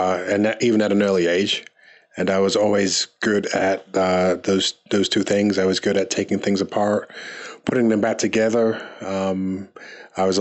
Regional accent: London, United Kingdom; now in Rocky Mount, United States; I was born in England, in London, England. My parents are from Barbados

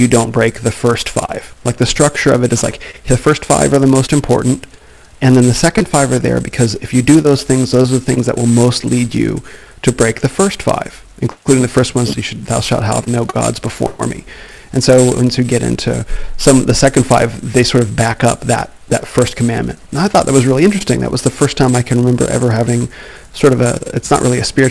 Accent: Phoenix, Arizona, United States; I was born in Phoenix, where I live now

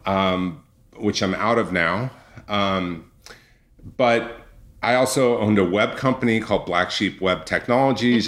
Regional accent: Orange County, California, United States; my background is I grew up in Orange County

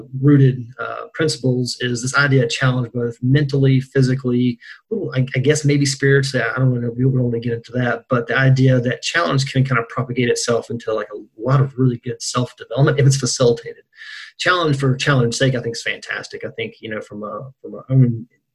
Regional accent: Burnsville, West Virginia, United States; also born or lived in Morgantown, West Virginia; I'm from West Virginia. I guess I'm a townie now, too. I've been in Morgantown since 2005, from center part of the state. So as deep in the West Virginia as you can get, Braxton County, Burnsville area.

